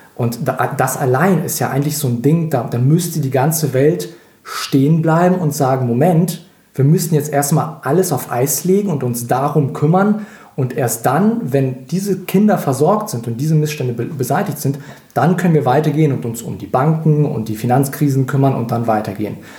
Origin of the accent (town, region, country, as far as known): Russia; now in Germany